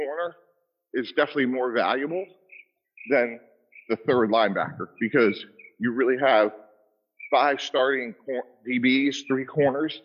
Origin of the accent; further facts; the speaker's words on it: Boston, Massachusetts, United States; I grew up in the Boston area